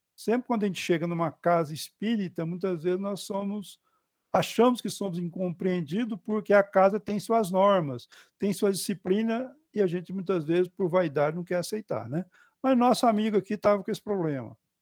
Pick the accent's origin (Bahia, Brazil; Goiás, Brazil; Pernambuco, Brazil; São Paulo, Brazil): Goiás, Brazil; um goiano, né, porque eu nasci em Goiás